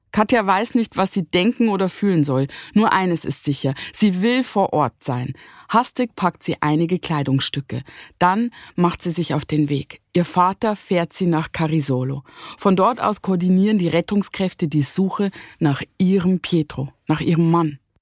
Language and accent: German; Bavarian Forest, Germany; wir sind ja im bayerischen Wald äh, mhm. groß geworden